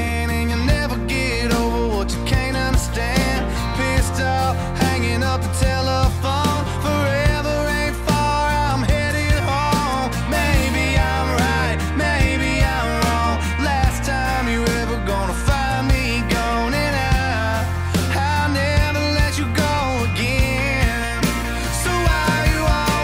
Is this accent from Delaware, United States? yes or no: no; Texas, United States; being a Texan